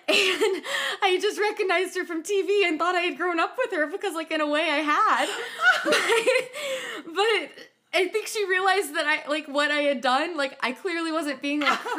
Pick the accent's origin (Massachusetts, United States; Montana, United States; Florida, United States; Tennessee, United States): Tennessee, United States; Nashville; I grew up in Nashville